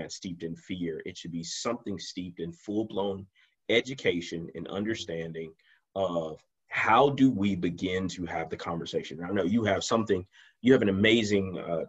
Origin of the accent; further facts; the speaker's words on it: United States; as African American men in America